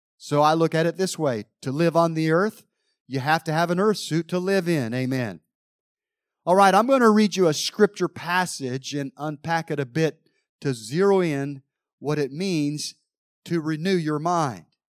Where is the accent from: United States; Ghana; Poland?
United States; Mount Airy, North Carolina; growing up in Mount Airy, North Carolina